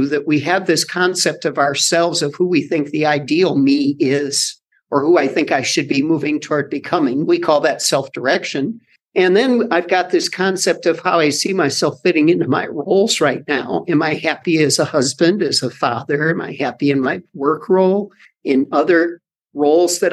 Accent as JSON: {"language": "English", "country": "United States", "said": "as an American"}